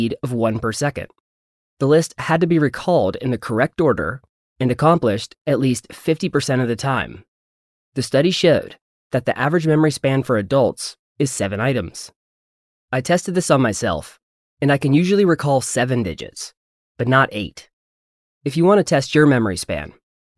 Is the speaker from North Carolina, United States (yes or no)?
yes; North Carolina, United States; it's my hometown area code